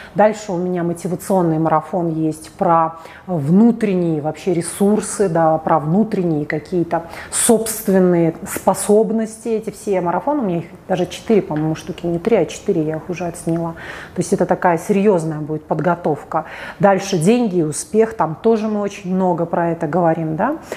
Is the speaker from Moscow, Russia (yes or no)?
no; Saint Petersburg, Russia; а я из Питера